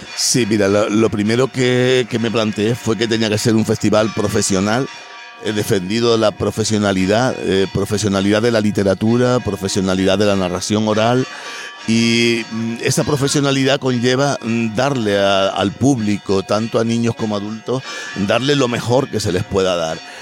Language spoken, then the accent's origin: Spanish; Los Silos, Canary Islands, Spain; vivo aquí porque como nací aquí, por casualidad o porque tenía que nacer aquí, pues aquí quiero vivir